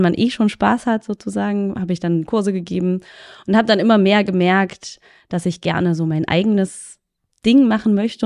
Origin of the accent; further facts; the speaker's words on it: Magdeburg, Saxony-Anhalt, Germany; bin aus Magdeburg